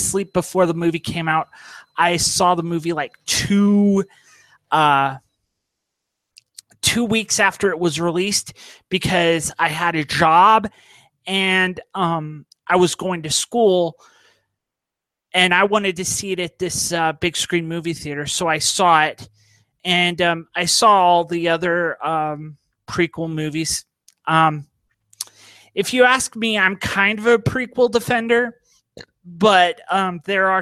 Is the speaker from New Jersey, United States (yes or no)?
no; Barstow, California, United States; moved away as an adult; also born or lived in Victorville, California / Apple Valley, California; now in Utah, United States; I grew up in Barstow, California, this small little podunk town in California.